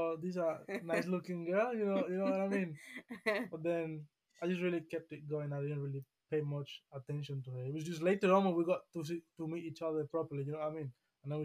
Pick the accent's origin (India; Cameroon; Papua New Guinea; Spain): Spain; now in United Kingdom; I was born and raised in Spain